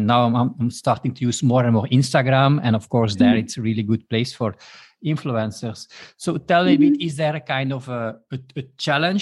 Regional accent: Belgium; first language Dutch; English is a second language; I am from Belgium, and I'm not a natively English speaking

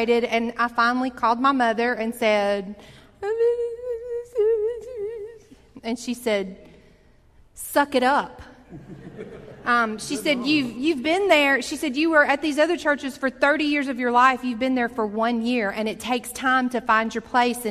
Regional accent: Montgomery, Alabama, United States; When I grew up here in Montgomery from the time I was in the ninth grade

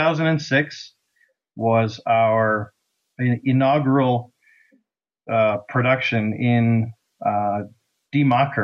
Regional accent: Canada; we are, in fact, Canadian.

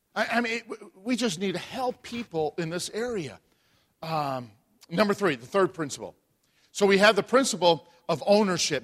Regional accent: Chicago, Illinois, United States; moved away; I'm from Chicago

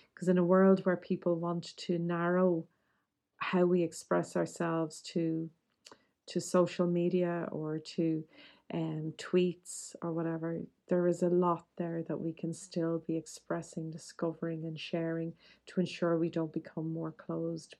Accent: Dublin, Leinster, Ireland; nineteen seventies and eighties Catholic Dublin

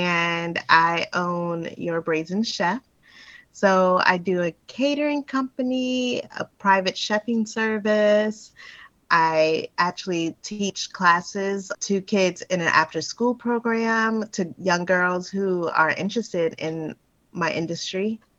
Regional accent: New Orleans, Louisiana, United States; moved away as an adult; Yeah, I grew up in New Orleans. Yep. Yep. I didn't leave until I was like 19. I actually went to a college out there, University of New Orleans.

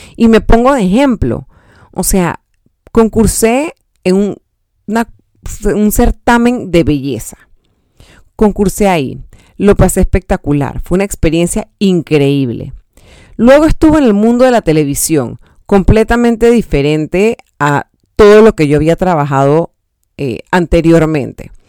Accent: Panama; aportar algo a mi país, al diseño de mi país, a un evento tan importante como el Panama Fashion Week

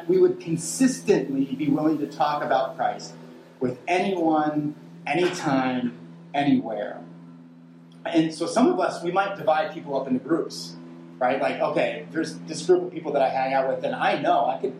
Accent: Western Pennsylvania, United States; where I grew up in Western Pennsylvania

